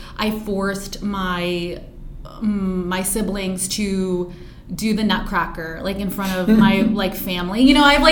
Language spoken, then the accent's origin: English; Pennsylvania, United States; my background of growing up in Pennsylvania